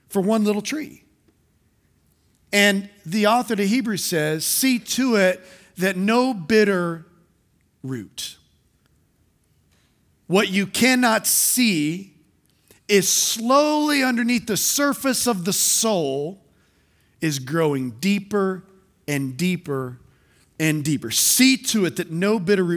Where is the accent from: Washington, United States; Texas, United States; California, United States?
Texas, United States; South; I'm a South Texas boy, and growing up in South Texas